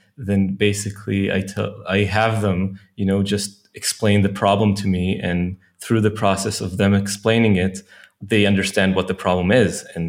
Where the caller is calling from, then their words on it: Haifa, Haifa District, Israel; I'm joining you from Haifa, from Bad Galim. You can see the sea from that window over there if it wasn't so dark outside.